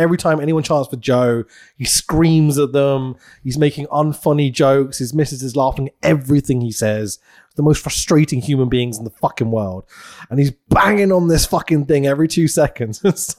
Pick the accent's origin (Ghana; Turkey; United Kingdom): United Kingdom; We're British.